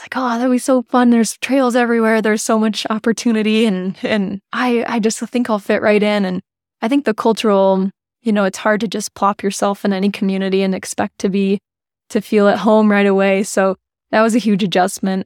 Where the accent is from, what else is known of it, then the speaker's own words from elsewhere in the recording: United States; we're both American